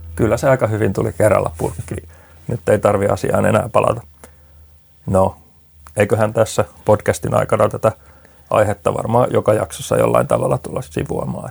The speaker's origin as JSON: {"language": "Finnish", "town": "Riihimäki", "region": "Kanta-Häme", "country": "Finland", "tie": "born or raised there", "also_born_or_lived": "Helsinki metropolitan area", "moved": "as an adult"}